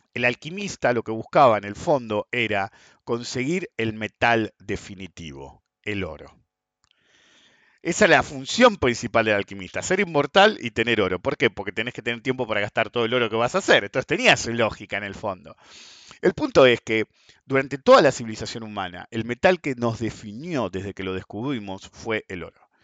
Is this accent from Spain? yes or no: no; Argentina; somos argentinos